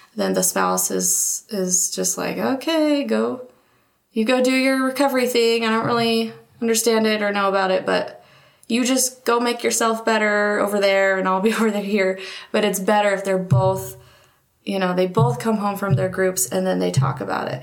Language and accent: English; Marietta, Georgia, United States; moved away as an adult; now in Utah, United States; I am from Marietta, Georgia, and came out to Utah to go to BYU.